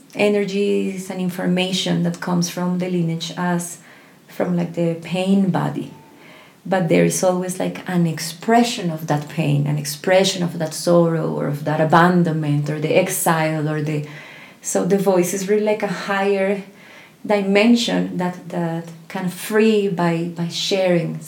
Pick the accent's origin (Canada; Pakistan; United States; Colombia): Colombia; I was born in Colombia